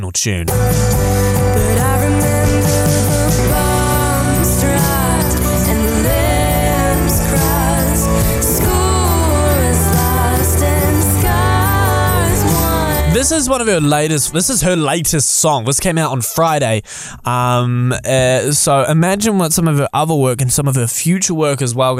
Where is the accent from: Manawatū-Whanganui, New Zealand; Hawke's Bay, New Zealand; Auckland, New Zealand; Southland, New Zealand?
Auckland, New Zealand; now in Christchurch, New Zealand; My hometown's Auckland, but it's where I live.